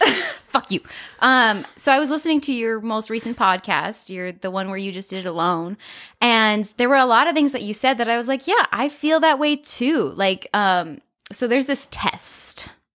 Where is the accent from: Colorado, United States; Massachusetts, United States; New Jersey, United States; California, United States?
Colorado, United States; moved away as an adult; also born or lived in Nebraska; I knew I did not want to stay in Colorado.